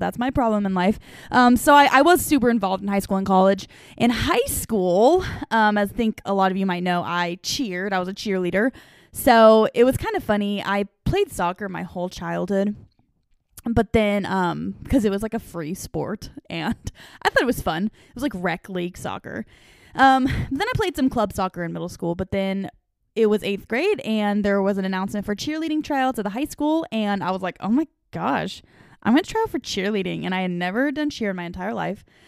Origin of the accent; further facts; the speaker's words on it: eastern Washington State, United States; moved away as an adult; also born or lived in Ohio; now in the Carolinas, United States; I grew up in a little town in eastern Washington State. So that was where my whole childhood was. I lived there from when I was seven years old until I was nineteen.